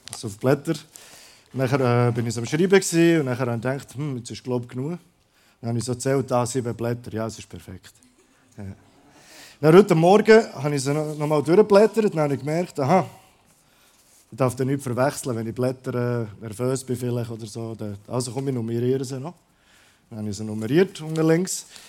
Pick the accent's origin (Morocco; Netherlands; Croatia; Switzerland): Croatia; moved away; ich komme aus Kroatien ursprünglich